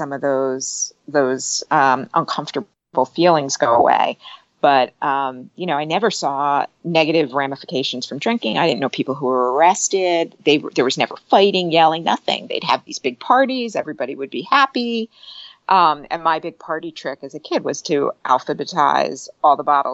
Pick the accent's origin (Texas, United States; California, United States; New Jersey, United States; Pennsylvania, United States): New Jersey, United States; also born or lived in New York City; I grew up in New Jersey